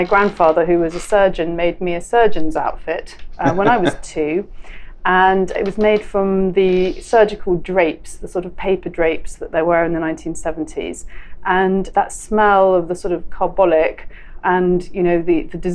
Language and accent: English; London, United Kingdom; I was born in London and I've lived in London all my life.